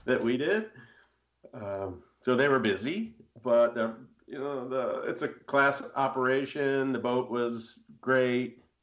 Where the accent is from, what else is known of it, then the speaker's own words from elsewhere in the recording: United States; grow up on Long Island Sound